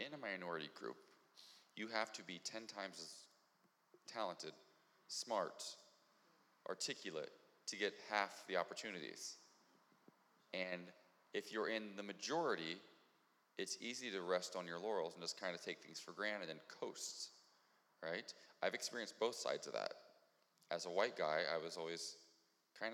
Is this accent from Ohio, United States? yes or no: yes; Ohio, United States; moved away; I'm from Ohio.